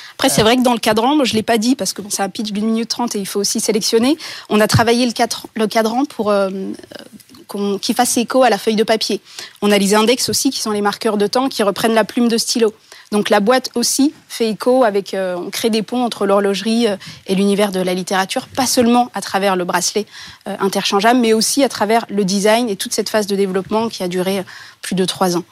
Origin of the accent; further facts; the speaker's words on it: Bourgogne-Franche-Comté, France; ma région d'origine, la Franche-Comté